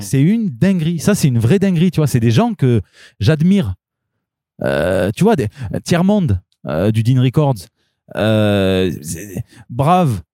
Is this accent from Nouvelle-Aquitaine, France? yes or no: no; Marseille, Provence-Alpes-Côte d'Azur, France; je suis Marseillais, pas Marseillaise